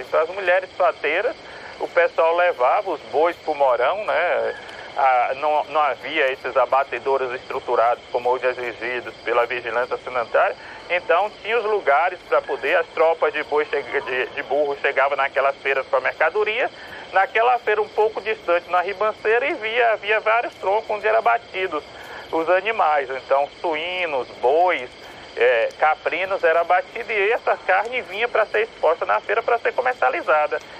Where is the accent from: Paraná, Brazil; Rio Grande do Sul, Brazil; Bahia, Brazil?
Bahia, Brazil; Itabuna; de Tabuna, que é de onde eu venho, de onde eu nasci.